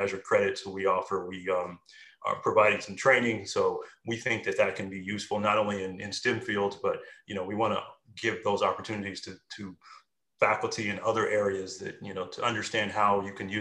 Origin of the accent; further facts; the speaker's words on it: Indiana, United States; also born or lived in New York City; now in Atlanta, United States; I'm originally from Indiana, so I've had my share of snow